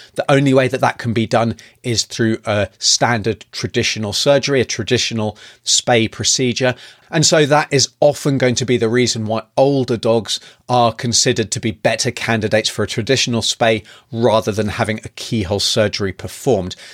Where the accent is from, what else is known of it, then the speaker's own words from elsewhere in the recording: United Kingdom; now in New Zealand; originally from the U K, as you can probably tell by my accent